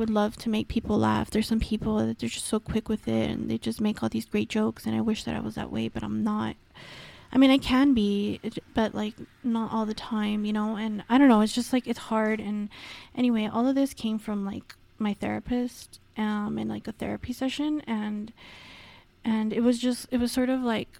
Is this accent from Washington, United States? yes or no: no; Los Angeles, California, United States; accent: Valley girl; I am literally from the San Fernando Valley. I'm like totally a Valley girl